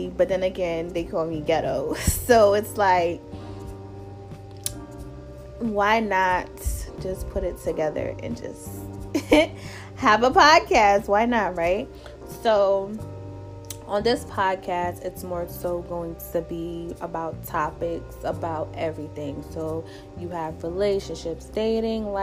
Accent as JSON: {"language": "English", "town": "New York City", "region": "New York", "country": "United States", "also_born_or_lived": "Jamaica (ancestry) / DMV area", "moved": "yes", "lives_now": "Washington, D.C. area, United States", "said": "I'm originally from Brooklyn, New York. And I am Jamaican also. My parents are Jamaican. I currently live in the DMV area."}